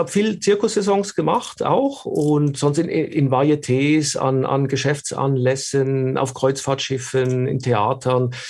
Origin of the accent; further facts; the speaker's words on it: Switzerland; ich komme aus der Schweiz, man hört es